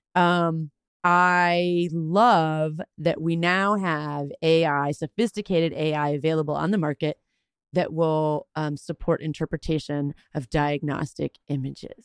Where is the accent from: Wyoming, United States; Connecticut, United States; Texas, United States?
Texas, United States; I'm Texan